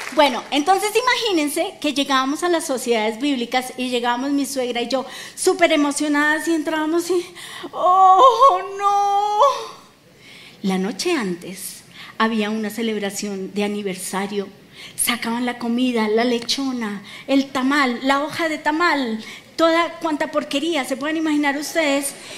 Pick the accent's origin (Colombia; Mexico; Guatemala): Colombia; como colombianos